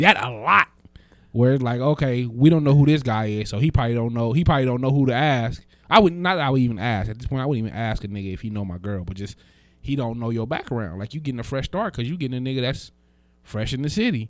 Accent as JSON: {"language": "English", "town": "Las Vegas", "region": "Nevada", "country": "United States", "tie": "born or raised there", "said": "I'm from Vegas, right? Born and raised."}